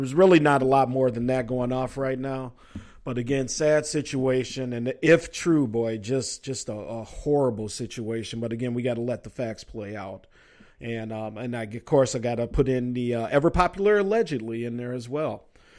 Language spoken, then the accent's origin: English; Minnesota, United States; Again, I am the sports governor of Minnesota, so you know I got to bring it from my home state.